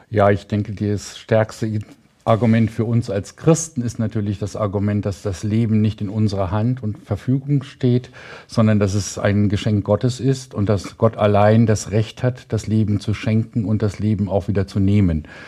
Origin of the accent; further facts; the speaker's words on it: Indonesia; Also äh, bei uns in Indonesien gibt es auch noch eine Todesstrafe, aber ich bin äh, immer dagegen